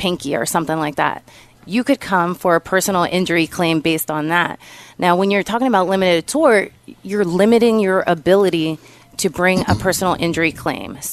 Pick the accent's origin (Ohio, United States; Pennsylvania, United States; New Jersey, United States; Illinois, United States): Pennsylvania, United States; Allentown; moved away as an adult; now in Philadelphia, United States; I'm from Allentown originally. I graduated there and then moved up to Philadelphia in 1999